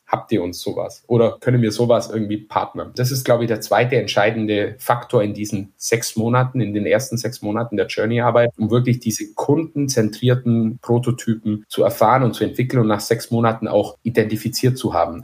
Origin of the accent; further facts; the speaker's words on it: Bavaria, Germany; man hört's ja vielleicht, ich komme aus Bayern